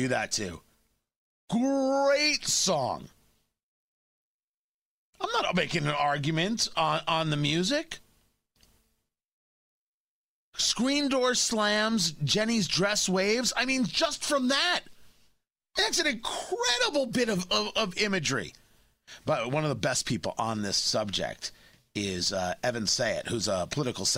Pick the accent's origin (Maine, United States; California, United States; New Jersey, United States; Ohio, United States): New Jersey, United States; Middletown; I grew up in Middletown, New Jersey. I grew up not far from where this happened